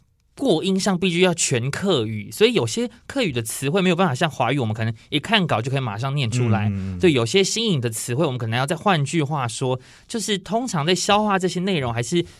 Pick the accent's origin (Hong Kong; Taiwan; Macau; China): Taiwan; Miaoli County; accent: Sixian Hakka; 因为我本身是苗栗人